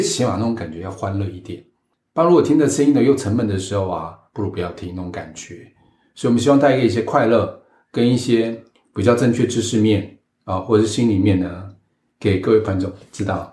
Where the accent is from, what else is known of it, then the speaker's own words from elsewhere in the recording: Taiwan; 把你 香港人、我台湾人拿掉